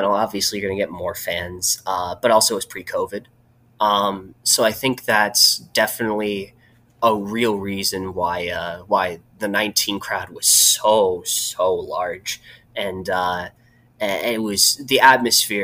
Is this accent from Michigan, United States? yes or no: yes; Northville, Michigan, United States; now in Lansing, United States; I grew up in just outside of Detroit. I'm from a suburb called Northville